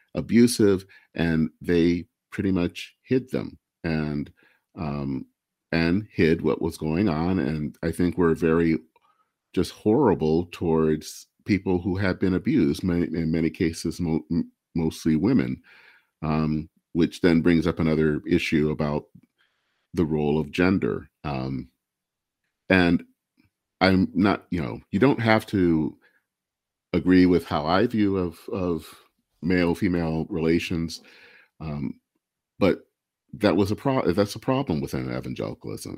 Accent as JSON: {"language": "English", "region": "Michigan", "country": "United States", "said": "I hail from Michigan"}